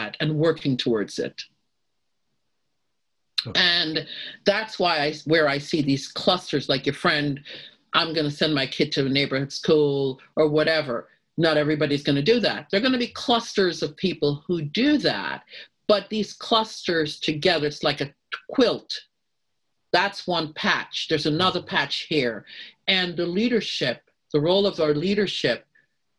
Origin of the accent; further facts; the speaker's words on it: United States; being an American